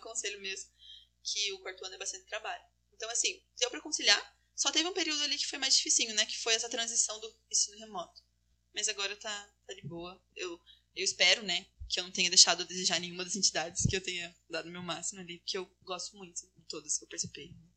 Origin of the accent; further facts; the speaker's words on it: Castro, Paraná, Brazil; moved away as an adult; now in Maringá, Brazil; eu sou de Castro, né? Uma cidade mais no sul do Paraná, mais interior